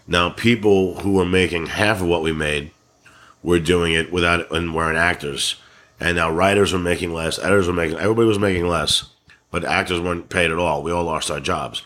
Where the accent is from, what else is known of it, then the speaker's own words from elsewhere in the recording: New York, United States; accent: New York; I'm from New York